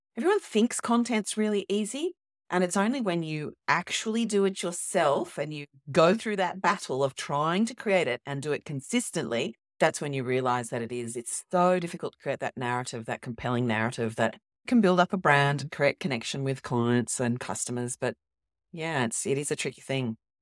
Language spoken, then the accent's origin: English; Australia; I'm actually Australian